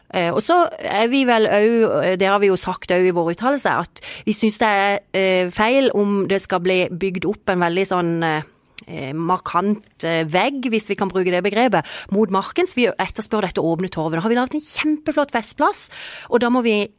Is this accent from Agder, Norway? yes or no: yes; Kristiansand, Agder, Norway; vi som er jo født og oppvokst i Kristiansand